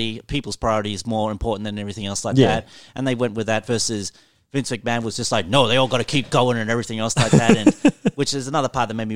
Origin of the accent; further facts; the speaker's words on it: Alice Springs, Northern Territory, Australia; I'm from Alice Springs, which is a country town in Darwin and everything